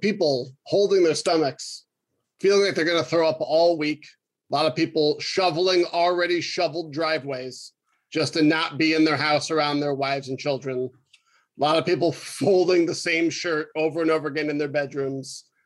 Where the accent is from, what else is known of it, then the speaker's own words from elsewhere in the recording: Rochester, New York, United States; now in Milwaukee, United States; I was raised in Rochester